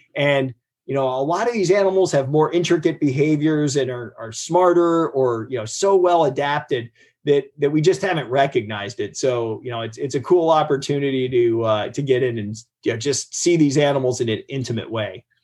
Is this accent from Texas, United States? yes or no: no; Ohio, United States; I grew up in Ohio. We had a river catch on fire.